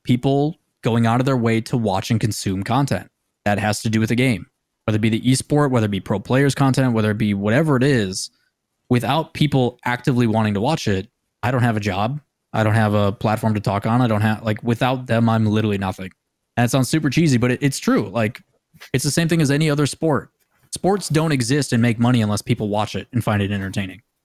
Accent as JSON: {"language": "English", "town": "Green Bay", "region": "Wisconsin", "country": "United States", "said": "I come from Green Bay, Wisconsin."}